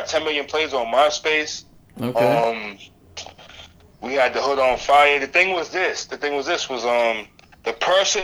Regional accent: Boston, Massachusetts, United States; moved away; I'm originally from Boston

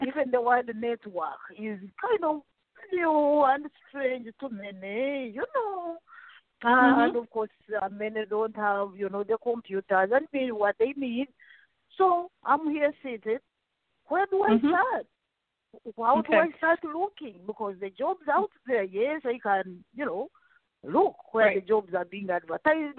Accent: Uganda; English is a second language; moved away; I was born and raised in Africa, Uganda

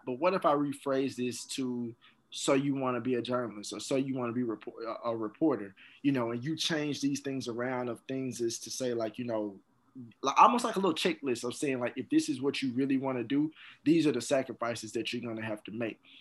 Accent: Jackson, Mississippi, United States; also born or lived in Atlanta; I went to Jim Hill High School. That's in Jackson

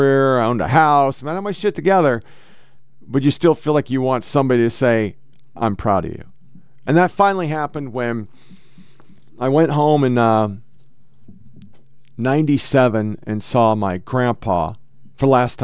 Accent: Portland, Oregon, United States; I was born and raised in Portland, Oregon.

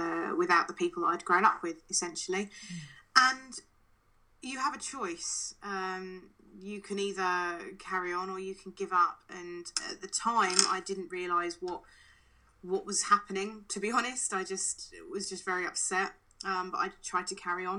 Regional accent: England, United Kingdom; also born or lived in Canada; I was born in Canada and moved over to England when I was seven

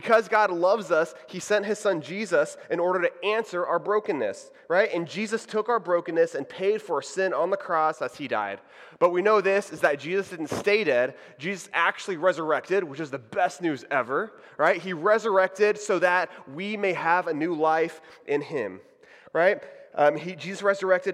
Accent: Houston, Texas, United States; moved away as an adult; also born or lived in Waco, Texas / Dallas, Texas; now in Orlando, United States; I'm from Texas. Howdy, y'all. So I grew up in the Houston area

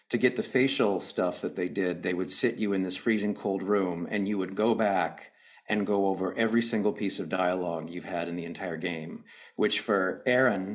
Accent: Canada; we're both Canadian

